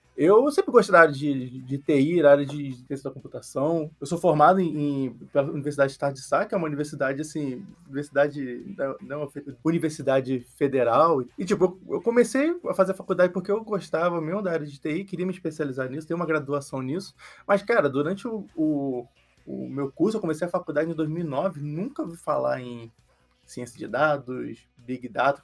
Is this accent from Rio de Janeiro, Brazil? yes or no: yes; Rio de Janeiro, Brazil; Eu nasci e cresci no Rio de Janeiro